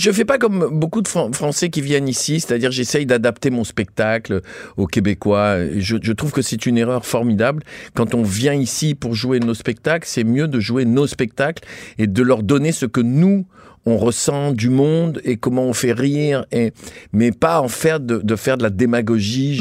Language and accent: French; Tunisia; now in France; Je viens, je suis né en Tunisie, je suis arrivé en France.